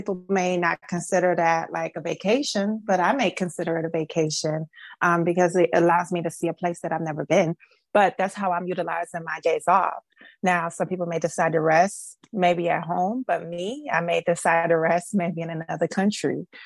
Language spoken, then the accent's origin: English; Miami, Florida, United States; I am from Miami, Florida. I was born and raised here